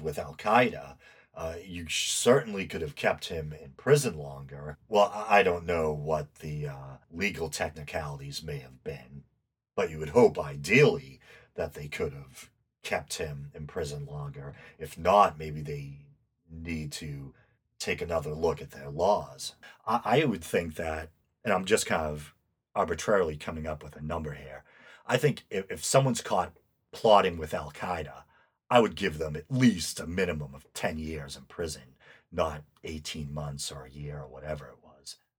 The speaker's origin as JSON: {"language": "English", "country": "United States", "said": "I'm American"}